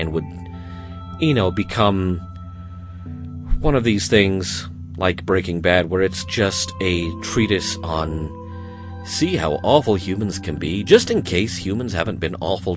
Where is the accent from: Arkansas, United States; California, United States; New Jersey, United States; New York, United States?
Arkansas, United States; accent: Southern; moved away as an adult; also born or lived in Wisconsin; now in Utah, United States; I didn't originate in Utah. I came from Arkansas. And I started working in radio at a very young age in Arkansas